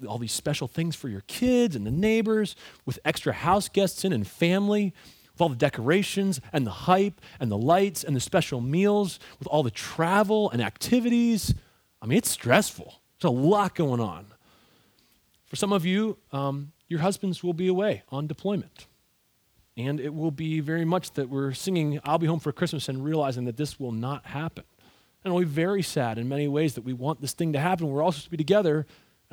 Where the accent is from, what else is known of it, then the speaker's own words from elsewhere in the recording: Ontario, Canada; I grew up in Ontario, Canada